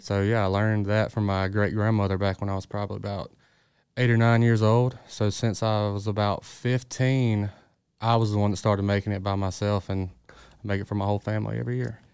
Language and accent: English; Greenville, Mississippi, United States; I'm from the Delta, so I grew up in Greenville.